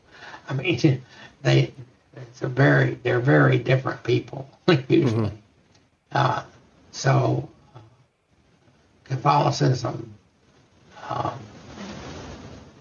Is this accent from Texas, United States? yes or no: yes; Texas, United States; growing up in Texas